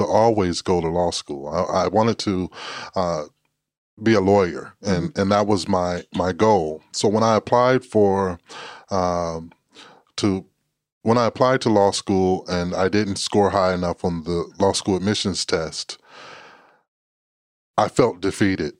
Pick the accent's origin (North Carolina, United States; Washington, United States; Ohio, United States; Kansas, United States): Kansas, United States; now in Australia